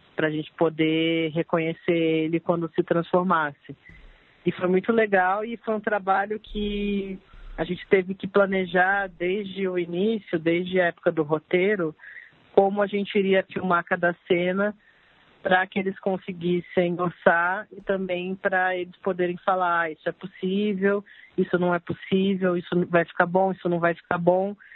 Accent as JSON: {"language": "Portuguese", "town": "Campinas", "region": "São Paulo", "country": "Brazil", "moved": "yes", "lives_now": "São Paulo, Brazil", "said": "eu sou de Campinas, mas moro aqui já faz 18 anos"}